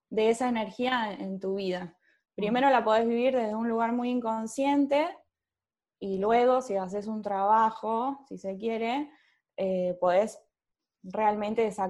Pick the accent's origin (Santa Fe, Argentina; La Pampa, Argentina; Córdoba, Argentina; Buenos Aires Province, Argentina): Córdoba, Argentina; born there; Nací en Córdoba, pero viví en muchos lugares.